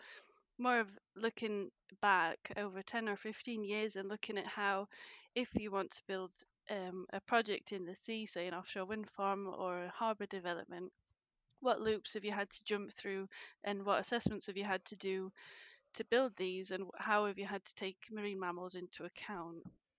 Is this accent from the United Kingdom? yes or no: yes; England, United Kingdom; now in Scotland, United Kingdom; I'm from England, but live in Scotland now. I've lived in Scotland for the past 10 years.